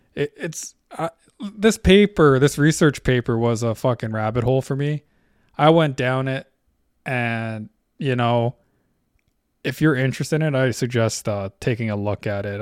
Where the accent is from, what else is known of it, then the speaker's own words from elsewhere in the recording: Canada; I'm Canadian. I live in Canada.